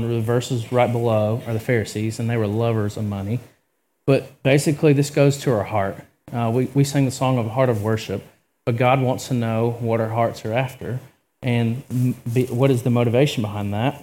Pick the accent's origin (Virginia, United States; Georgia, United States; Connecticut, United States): Georgia, United States; I'm also from Georgia